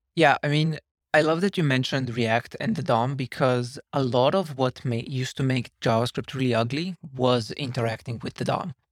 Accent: Slovenia; moved away as an adult; now in San Francisco, United States; I'm originally from Slovenia, and I've been in San Francisco now for almost seven years.

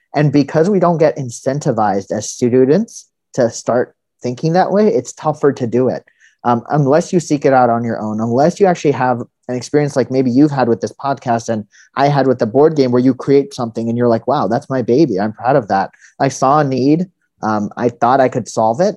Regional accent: California, United States; also born or lived in India / New Haven, Connecticut; I was born in India and then uh, grew up mostly in California

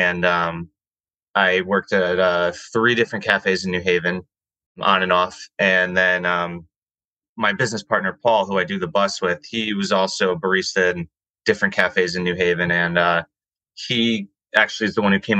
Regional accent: West Haven, Connecticut, United States; I grew up in West Haven, Connecticut

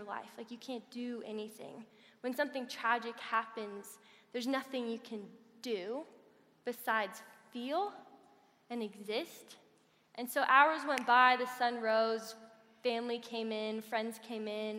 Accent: Colorado Springs, Colorado, United States; also born or lived in Kansas; I grew up in Colorado Springs

